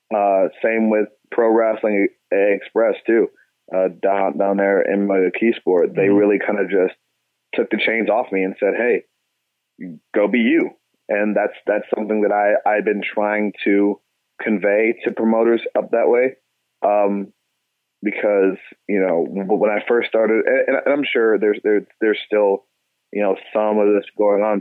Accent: Cleveland, Ohio, United States; moved away as an adult; also born or lived in Pittsburgh; now in Houston, United States; I'm a kid from Cleveland, man, so I'm I'm used to snow and ice and you know, dirty slush and gray skies. So that that's what I call home

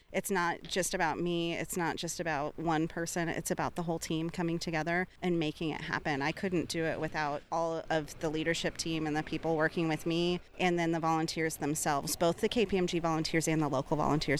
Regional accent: Missouri, United States; That's why I'm proud that I'm from Missouri

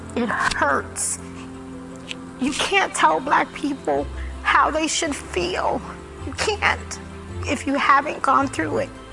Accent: New York, United States; I grew up in Brooklyn

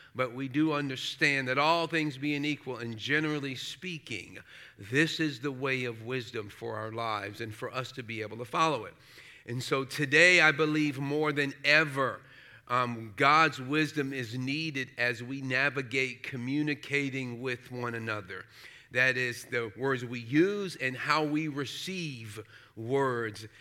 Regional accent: New York City, New York, United States; I grew up in Brooklyn, uh, New York

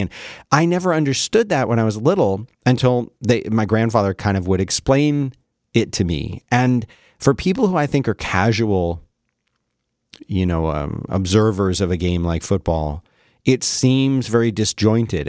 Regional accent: Philadelphia, Pennsylvania, United States; growing up in Philly

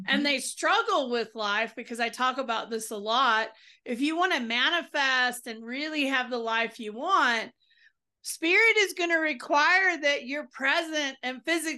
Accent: the South, United States; You can tell I'm from the South.

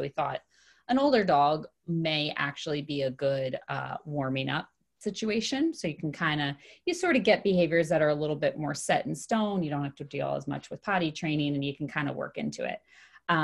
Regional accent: Kennett Square, Pennsylvania, United States; now in Philadelphia, United States; Yeah, outside of Philadelphia originally. So Kennett Square area. And then I've lived in Philly for the last 14 years.

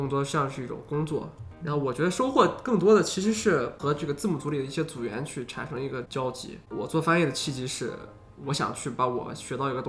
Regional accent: China; 我们中国人假如按照这种方法来说话的话

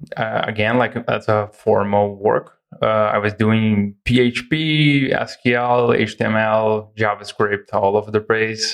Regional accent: Brazil; also born or lived in Igrejinha, Rio Grande do Sul, Brazil; So I'm from Brazil. I live in the very south of Brazil in a city called Igrejinha

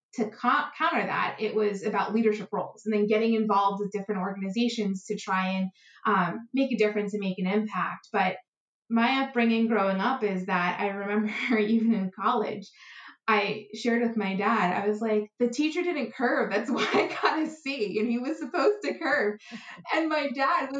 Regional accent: United States; I'm American

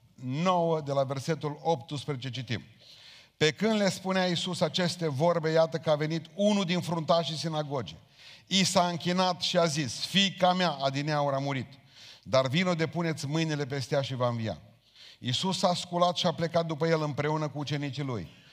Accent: Romania; noi ca români

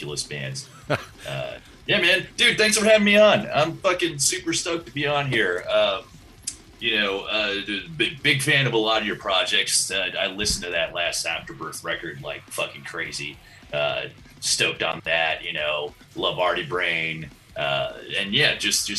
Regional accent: Miami, Florida, United States; moved away as an adult; also born or lived in Hialeah, Florida; now in Los Angeles, United States; Little Havana, Hialeah, actually, then Little Havana, pretty much born and raised, and moved out here to Los Angeles in 2016

